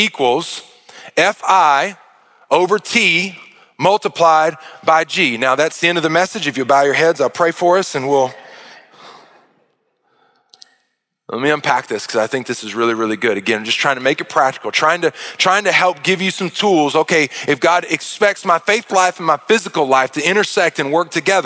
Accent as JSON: {"language": "English", "region": "Arkansas", "country": "United States", "tie": "born or raised there", "said": "I grew up in Arkansas"}